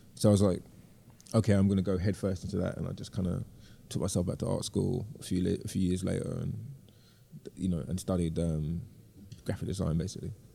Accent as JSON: {"language": "English", "region": "London", "country": "United Kingdom", "tie": "born or raised there", "moved": "as an adult", "said": "I'm deeply from London and of the city"}